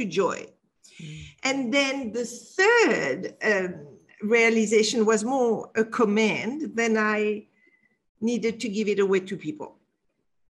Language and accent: English; Casablanca, Casablanca-Settat, Morocco; moved away; when I was 12 years old, I was brought up in Casablanca, Morocco